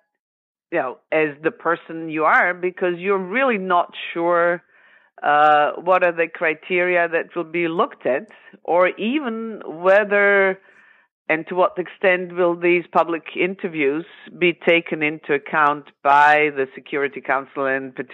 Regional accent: Zagreb, City of Zagreb, Croatia; I grew up in Zagreb, which is the capital of Croatia. I was born there.

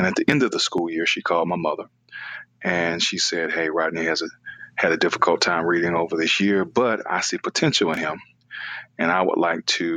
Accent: Decatur, Georgia, United States; I grew up in Atlanta, Georgia, or right outside of Atlanta, Georgia, in Decatur, Georgia

